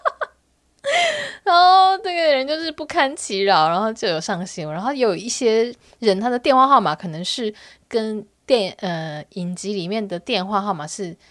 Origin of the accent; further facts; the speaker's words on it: Taiwan; 因为我是台湾人嘛